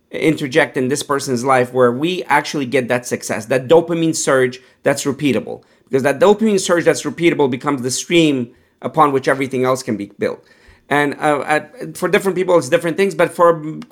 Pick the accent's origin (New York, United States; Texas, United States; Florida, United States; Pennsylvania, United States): Pennsylvania, United States; Pittsburgh; growing up in Pittsburgh, you know, um, I, I, wasn't plant based